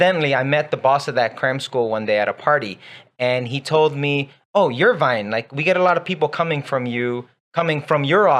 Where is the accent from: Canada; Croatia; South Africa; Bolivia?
Bolivia; also born or lived in United States; now in Taiwan; I'm from Bolivia